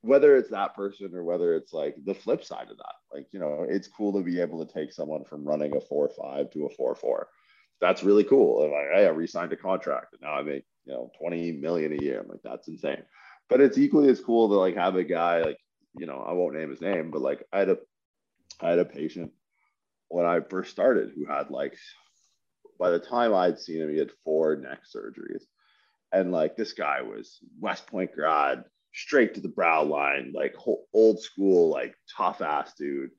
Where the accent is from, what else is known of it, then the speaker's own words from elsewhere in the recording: Windsor, Ontario, Canada; I grew up in Windsor, Ontario